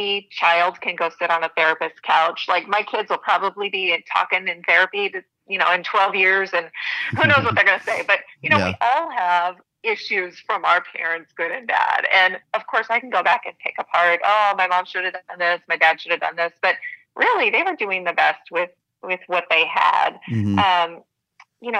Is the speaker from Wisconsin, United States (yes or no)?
no; Montana, United States; I grew up in Montana, real small town